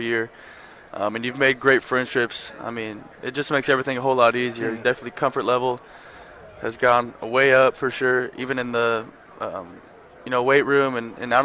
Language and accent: English; Texas, United States; growing up in Texas